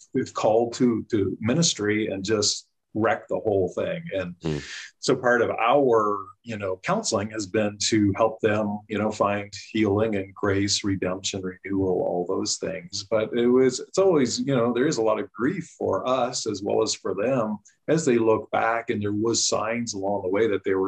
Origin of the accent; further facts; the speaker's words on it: Canada; moved away as an adult; now in United States; I grew up in Canada, came to the U.S. in 93 to get my master's in counseling.